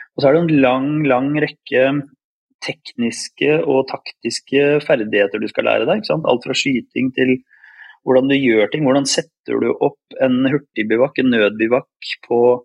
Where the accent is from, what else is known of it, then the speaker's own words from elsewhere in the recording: Råde, Viken, Norway; also born or lived in Bodø, Norway; jeg har vokst opp i Råde i Østfold, selv om jeg ble født i Bodø.